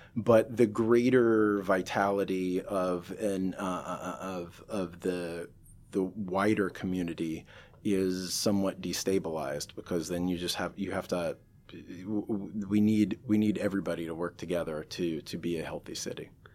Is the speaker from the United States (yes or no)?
yes; Seattle, Washington, United States; moved away as an adult; I grew up in North Seattle